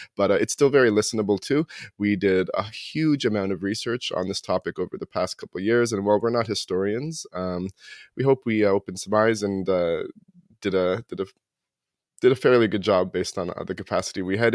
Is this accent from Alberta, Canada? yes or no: no; Toronto, Ontario, Canada; moved away as an adult; now in New Brunswick, Canada; I grew up in Toronto. I live in New Brunswick now